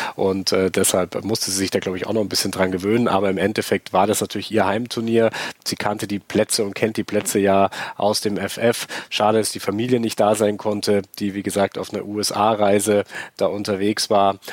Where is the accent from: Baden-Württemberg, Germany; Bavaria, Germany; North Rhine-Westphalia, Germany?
Bavaria, Germany; Jetzt komme ich aus Bayern